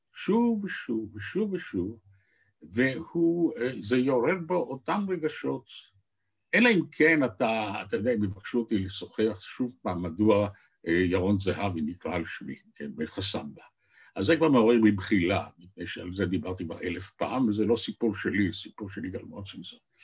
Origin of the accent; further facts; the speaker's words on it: Tel Aviv, Tel Aviv District, Israel; also born or lived in Jerusalem; גליתי לתל אביב, שזו עיר הולדתי